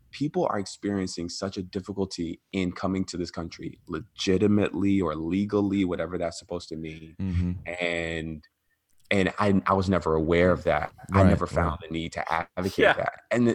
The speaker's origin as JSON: {"language": "English", "town": "Atlanta", "region": "Georgia", "country": "United States", "tie": "born or raised there", "said": "growing up in the South in Atlanta, you know, there's actually a pretty large, you know, immigrant Latino community there."}